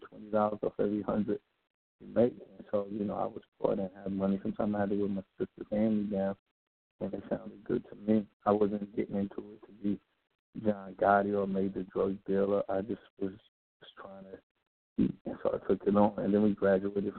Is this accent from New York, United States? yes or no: yes; New York City, New York, United States; So I was born and raised in Queens, New York